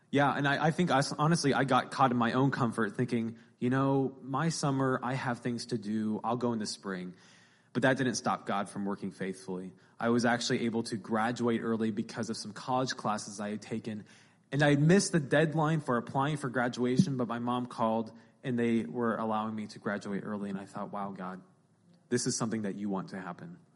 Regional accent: Findlay, Ohio, United States; Um, I am from the Findlay area. So um, I was brought here by my parents, Steve and Lisa.

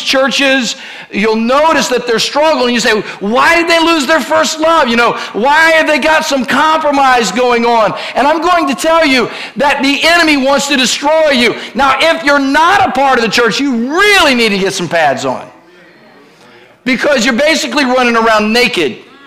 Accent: Ohio, United States; I was raised in Ohio

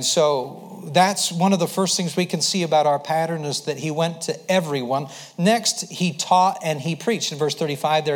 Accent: Idaho, United States; I grew up in Idaho. I'd been around a little bit, but for the most part, lived in Idaho

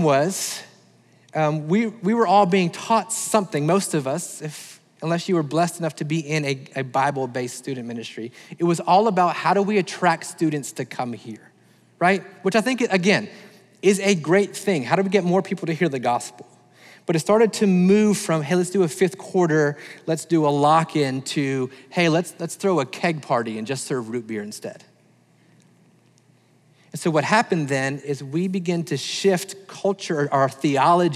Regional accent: the South, United States; I'm thankful that I'm American

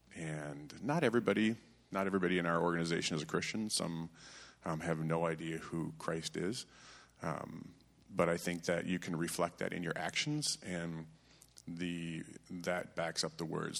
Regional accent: Vassar, Michigan, United States; I grew up in the Frankenmuth, Michigan area of Vassar, Michigan

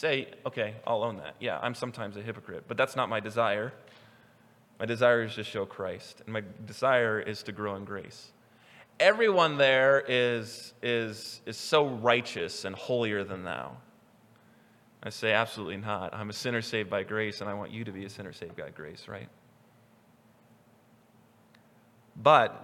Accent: Newton, Kansas, United States; moved away as an adult; now in Idaho, United States; I'm from Newton, Kansas, and we have a train yard

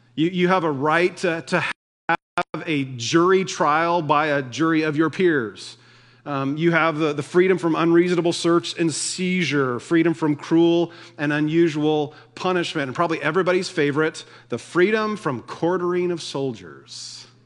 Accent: United States

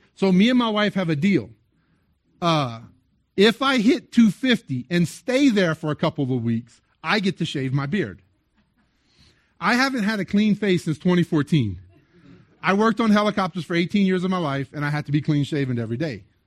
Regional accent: South Louisiana, United States; now in Las Cruces, United States; I'm originally from South Louisiana.

